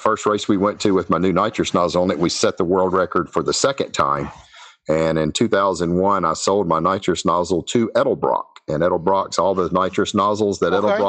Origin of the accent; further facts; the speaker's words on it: Shreveport, Louisiana, United States; I'm from Shreveport, Louisiana. I've been down here pretty much all my entire life.